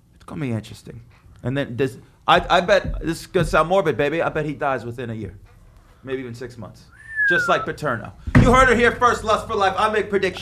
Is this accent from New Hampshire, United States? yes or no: no; Las Vegas, Nevada, United States; now in New York, United States; growing up in Vegas